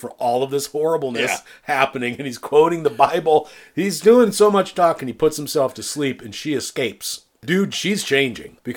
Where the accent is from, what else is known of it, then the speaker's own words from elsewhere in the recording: eastern Iowa, United States; moved away; I'm from eastern Iowa. I grew up in the Mississippi.